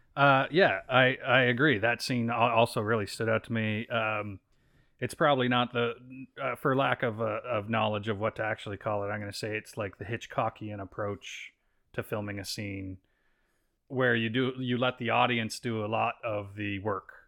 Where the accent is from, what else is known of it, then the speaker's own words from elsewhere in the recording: East Coast of Canada, Canada; now in Vancouver, Canada; I'm from the East Coast of Canada.